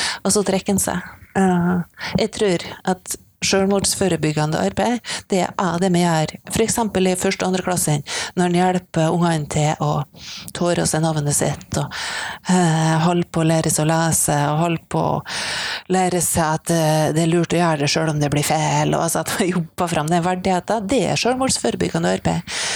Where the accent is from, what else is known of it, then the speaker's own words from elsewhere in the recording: Misund, Norway; Altså, det var noen i hjemkommunen min, da, eh, i Misund, eh, som tok kontakt og lurte på om de kunne hjelpe til.